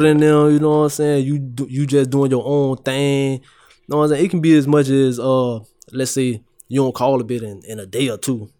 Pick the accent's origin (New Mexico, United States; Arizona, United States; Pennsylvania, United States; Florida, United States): Florida, United States; Fort Myers; I'm born and raised in Fort Myers